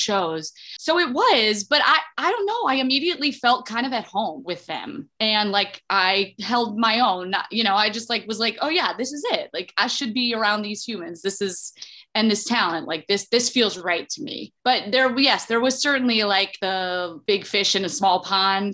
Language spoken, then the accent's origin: English; Toledo, Ohio, United States; I'm from Toledo, Ohio originally, and I started going to these Saturday morning classes at the Toledo Rep Theater